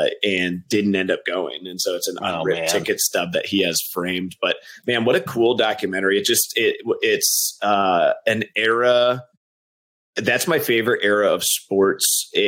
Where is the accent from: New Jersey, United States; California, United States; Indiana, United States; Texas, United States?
Texas, United States; I was born in Texas. My dad, was running a branch of his business down there.